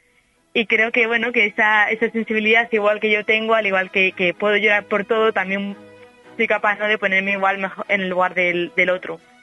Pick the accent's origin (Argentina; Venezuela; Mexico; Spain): Spain; Salamanca, Castile and León; accent: salmantino; moved away as an adult; now in Seville, Spain; yo mantengo mi acento salmantino